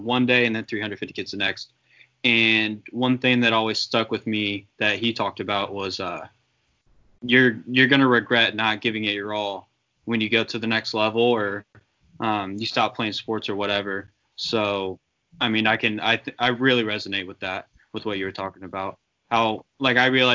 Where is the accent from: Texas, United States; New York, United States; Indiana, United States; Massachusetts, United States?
Indiana, United States; Noblesville; my hometown, Noblesville, Indiana